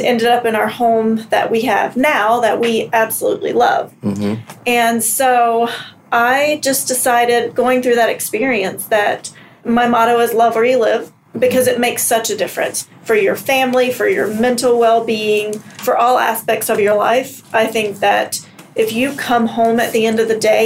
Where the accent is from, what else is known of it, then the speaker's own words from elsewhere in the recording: North Carolina, United States; moved away as an adult; also born or lived in New York City; now in Minnesota, United States; grew up in North Carolina, went to college, lived for a couple of years, and then moved to New York City.